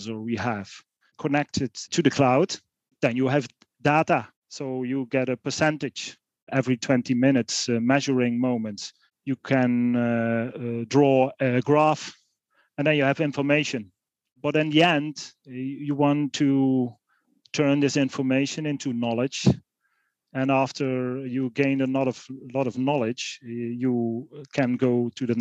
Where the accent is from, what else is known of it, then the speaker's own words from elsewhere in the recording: Netherlands; also born or lived in Eindhoven; I was born in the Netherlands. You could say rural areas. It's on the German border, and I was born on a farm.